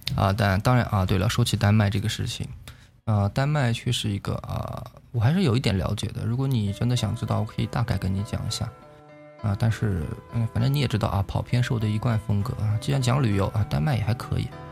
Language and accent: Chinese; Yunnan, China; 我是云南人，我是云南人